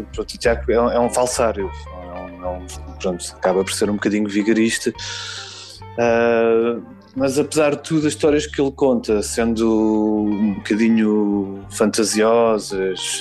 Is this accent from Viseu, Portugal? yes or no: no; Lisbon, Portugal; eu sou de Lisboa, eu, sou, eu, sempre vivi no centro de Lisboa